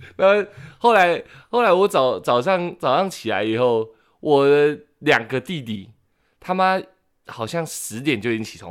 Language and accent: Chinese; Changhua County, Taiwan; moved away; 我是回彰化过年